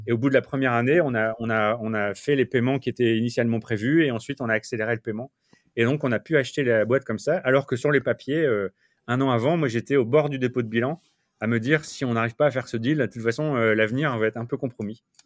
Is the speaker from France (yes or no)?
yes; France; moved away as an adult; also born or lived in Lille / Paris; now in New York, United States